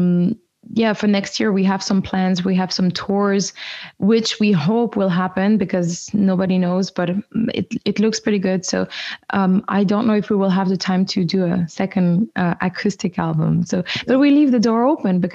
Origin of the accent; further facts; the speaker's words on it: French-speaking part of Switzerland, Romandy, Switzerland; I grew up in the French-speaking part of Switzerland